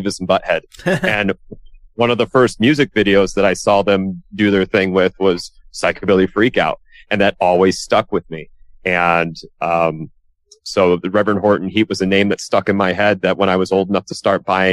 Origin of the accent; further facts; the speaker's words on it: Detroit, Michigan, United States; I grew up in Metro Detroit